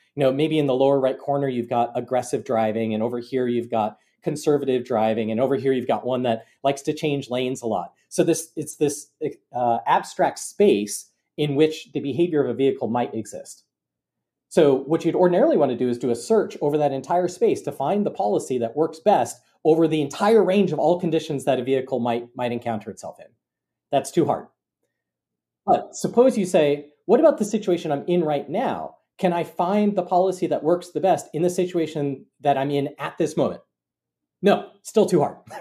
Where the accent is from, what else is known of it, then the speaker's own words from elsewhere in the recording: Bloomington, Minnesota, United States; moved away as an adult; also born or lived in Cambridge, Massachusetts; now in Ann Arbor, United States; I grew up in, uh, Bloomington, Minnesota.